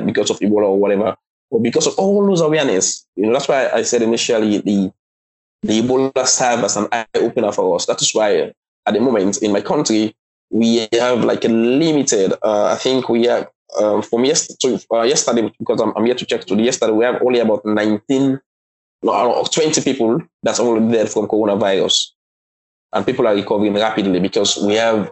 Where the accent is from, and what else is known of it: Sierra Leone; also born or lived in China